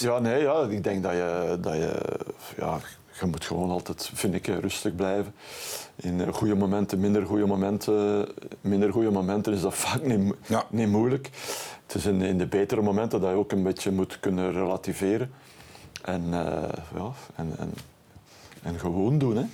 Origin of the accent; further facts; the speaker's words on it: Bruges, Flanders, Belgium; bij ons in Brugge